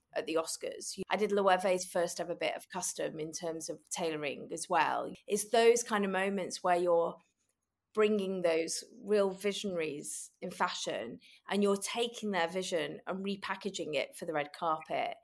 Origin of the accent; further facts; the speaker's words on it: Manchester, North West England, United Kingdom; I grew up in Manchester